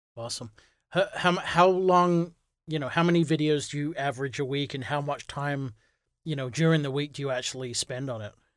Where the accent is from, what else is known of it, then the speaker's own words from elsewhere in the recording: England, United Kingdom; moved away as an adult; now in United States; I'm, I'm originally from England, so I moved to, um, the U S because of my wife.